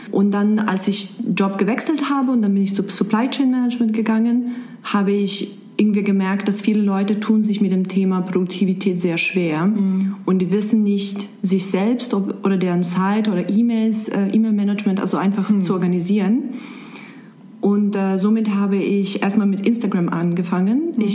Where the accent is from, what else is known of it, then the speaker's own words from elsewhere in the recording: Serbia; German is a second language; moved away as an adult; also born or lived in Germany; now in Frankfurt, Germany; ich bin 29 Jahre alt. Ich komme ursprünglich aus Serbien und seit siebeneinhalb Jahren wohne ich in Deutschland.